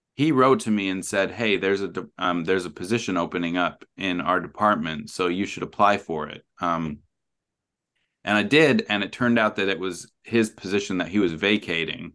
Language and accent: English; Rexburg, Idaho, United States; moved away as an adult; now in New Zealand; I am from Rexburg, Idaho. I grew up there.